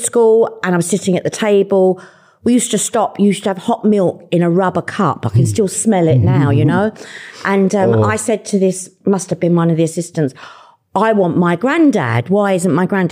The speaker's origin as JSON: {"language": "English", "region": "London", "country": "United Kingdom", "tie": "born or raised there", "said": "And I'm a Londoner. I was born and brought up in Fulham."}